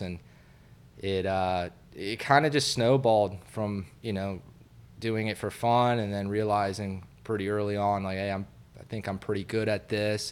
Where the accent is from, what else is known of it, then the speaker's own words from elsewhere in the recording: Satellite Beach, Florida, United States; my parents, uh, relocated us up to, uh, Satellite Beach